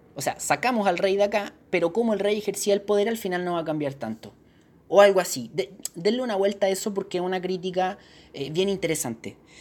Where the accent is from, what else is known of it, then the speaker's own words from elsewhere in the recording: Chile; Uno como chileno